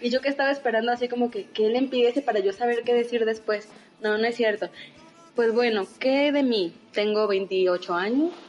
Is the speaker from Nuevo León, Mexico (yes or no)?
no; Saltillo, Coahuila, Mexico; yo nací en la ciudad de Saltillo me gusta ser saltillense